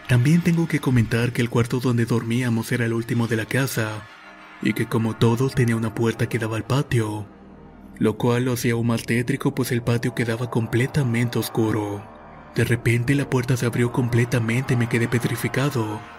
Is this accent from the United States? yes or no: no; Tacuba, Ahuachapán, El Salvador; soy originario del Salvador para ser precisos, de un pueblo llamado Tacuba.